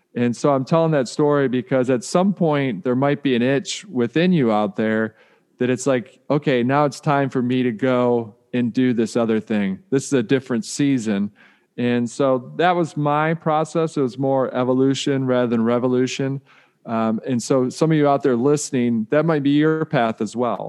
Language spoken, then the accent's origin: English; Detroit, Michigan, United States; I grew up in Detroit